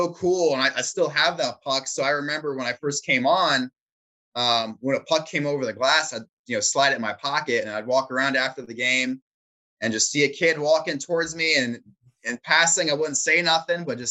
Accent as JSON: {"language": "English", "town": "Chesapeake", "region": "Virginia", "country": "United States", "tie": "born or raised there", "said": "I am from Hampton Roads. I was born and raised in Chesapeake"}